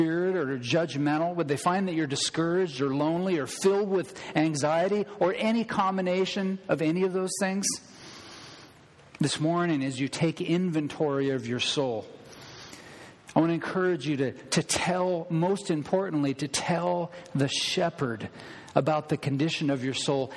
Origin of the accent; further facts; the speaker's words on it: Thurston County, Washington, United States; also born or lived in Le Grand / Everson; I grew up in Thurston County, a fairly large area